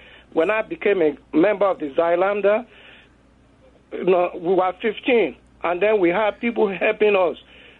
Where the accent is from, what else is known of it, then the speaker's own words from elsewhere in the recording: Nigeria; moved away; also born or lived in Chicago, United States; I'm not from South Africa. I'm from Nigeria.